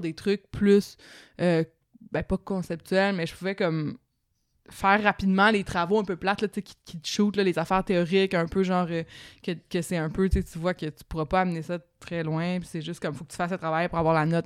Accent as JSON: {"language": "French", "town": "Laval", "region": "Quebec", "country": "Canada", "tie": "born or raised there", "said": "je viens de Laval"}